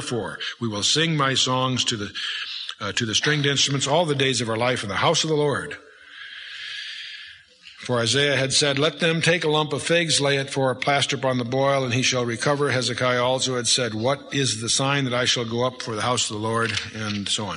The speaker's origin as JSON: {"language": "English", "country": "United States", "tie": "born or raised there", "said": "I was raised by foreign-born parents, naturalized as American citizens"}